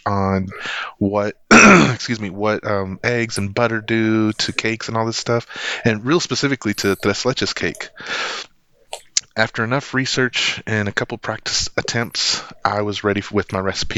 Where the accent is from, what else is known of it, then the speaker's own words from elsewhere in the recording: Lubbock, Texas, United States; It's back in my hometown, Lubbock, Texas